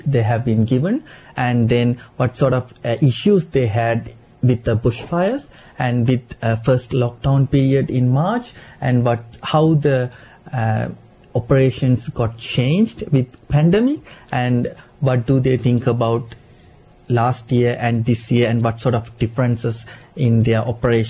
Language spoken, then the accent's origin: English; Sri Lanka; also born or lived in Australia; now in Canberra, Australia; I'm from Sri Lanka, and we have lots of yam back in my country as well